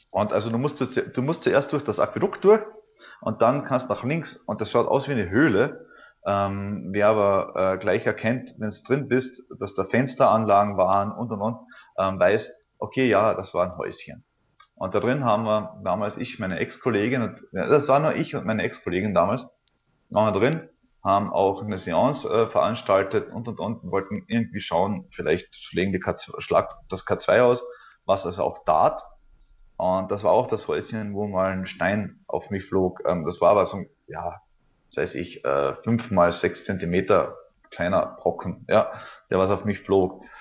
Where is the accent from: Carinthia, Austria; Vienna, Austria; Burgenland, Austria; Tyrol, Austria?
Carinthia, Austria; Althofen; es gibt äh, hier in der Nähe an meinem Heimatort in Kärnten-Althofen gibt es einen Ort, der nennt sich Frauenstein.